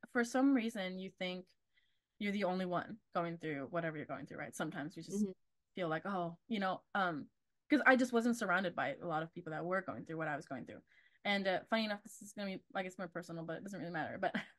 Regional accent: Texas, United States; also born or lived in Argentina; being Latina is another one too, of like specific Latina in from a specific Latin American country of Argentina is very different to where I grew up. In Texas, it's mainly Mexican or like Central American, like countries.

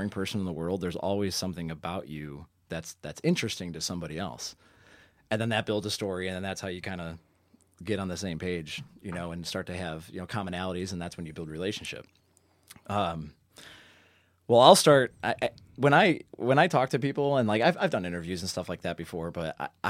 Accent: Parma, Ohio, United States; I hail from Parma.

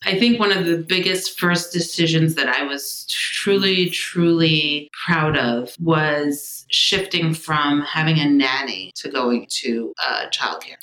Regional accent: New York City, New York, United States; I'm from the Bronx. Actually, Riverdale was where I first grew up

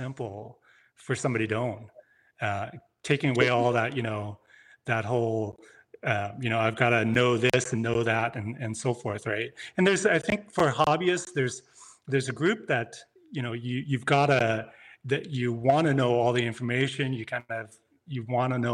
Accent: Canada; moved away as an adult; I'm from Canada

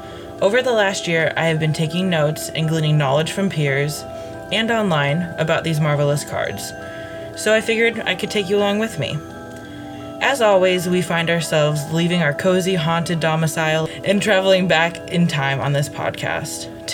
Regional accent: Midwest, United States; also born or lived in Ohio; I'm from the Midwest.

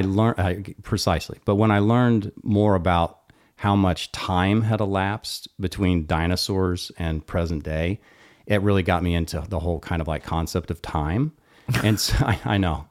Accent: Austin, Texas, United States; I'm from Austin.

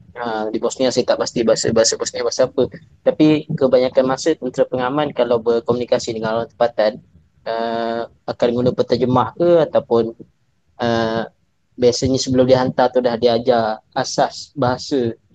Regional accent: Malaysia; kita sebagai rakyat Malaysia

